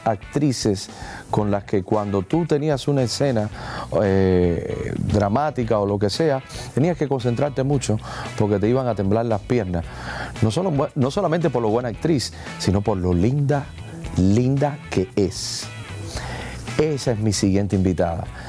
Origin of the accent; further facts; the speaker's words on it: Hialeah, Florida, United States; yo soy de Hialeah